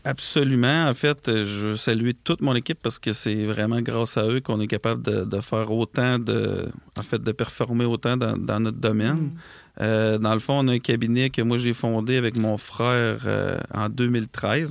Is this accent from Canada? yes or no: yes; Lac-Etchemin, Quebec, Canada; on a un bureau dans Chaudière-Appalaches. Euh, qui est à la quête chemin en fait qui est un, c'est là d'où je viens en fait moi et mon frère